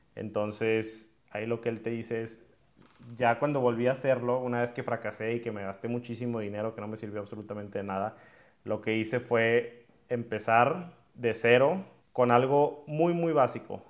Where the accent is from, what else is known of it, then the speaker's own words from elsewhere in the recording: Monterrey, Nuevo León, Mexico; yo soy de aquí de Monterrey